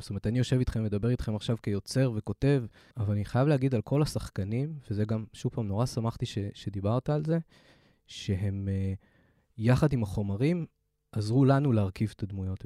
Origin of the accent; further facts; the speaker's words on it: Haifa, Haifa District, Israel; moved away; חיפאי, בתור חיפאי לשעבר